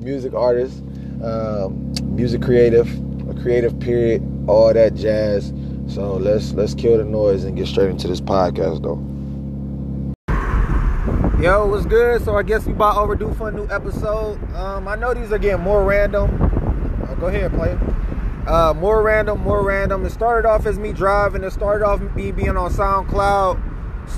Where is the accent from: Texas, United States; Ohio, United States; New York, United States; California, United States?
Ohio, United States; Cleveland; I'm from Cleveland, Ohio